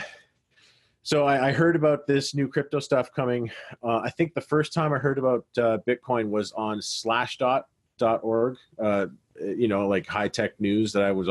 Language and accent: English; Canada; I'm Canadian